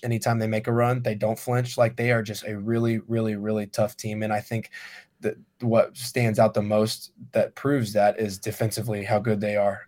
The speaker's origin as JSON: {"language": "English", "town": "Noblesville", "region": "Indiana", "country": "United States", "tie": "born or raised there", "said": "I'm from Noblesville"}